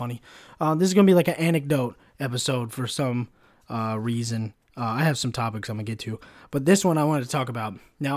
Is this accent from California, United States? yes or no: yes; Sacramento, California, United States; first language English; I grew up in Sac